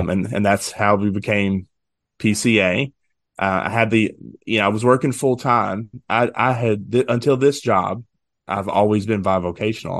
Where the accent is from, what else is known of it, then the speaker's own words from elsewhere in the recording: West Memphis, Arkansas, United States; moved away as an adult; also born or lived in Conway, Arkansas; now in Dyersburg, United States; I grew up in West Memphis